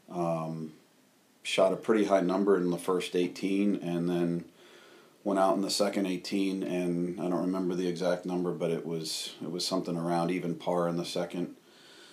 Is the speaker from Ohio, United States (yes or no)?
no; Rhode Island, United States; also born or lived in Massachusetts; growing up in Rhode Island